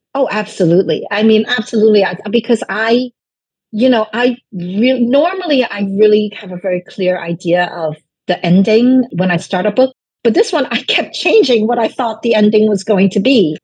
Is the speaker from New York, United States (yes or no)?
yes; New York City, New York, United States; English is a second language; I was living in this rundown, roach infested apartment that wasn't even heated. So in New York City